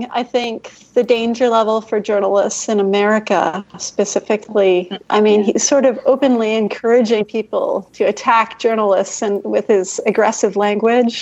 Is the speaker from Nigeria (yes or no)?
no; Canada; I'm Canadian